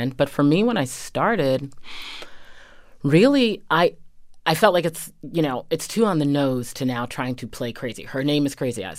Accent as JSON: {"language": "English", "town": "Medfield", "region": "Massachusetts", "country": "United States", "tie": "born or raised there", "said": "I grew up in a very traditional, um, New England town"}